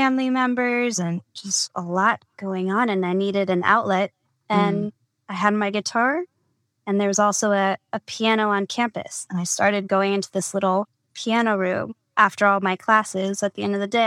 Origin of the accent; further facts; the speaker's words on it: California, United States; now in Los Angeles, United States; as a Californian